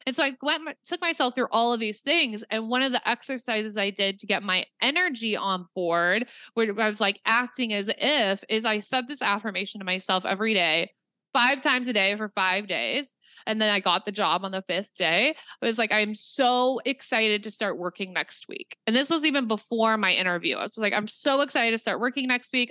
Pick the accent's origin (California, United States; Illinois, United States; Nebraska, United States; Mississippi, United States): Nebraska, United States; I'm from Nebraska.